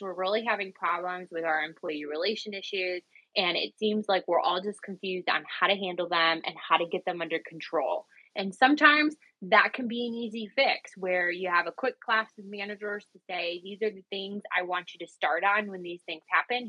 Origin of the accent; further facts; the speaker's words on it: Cleveland, Ohio, United States; I'm from Cleveland, Ohio